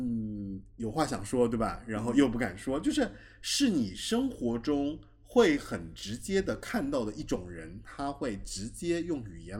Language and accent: Chinese; Taiwan; 我是台湾人嘛，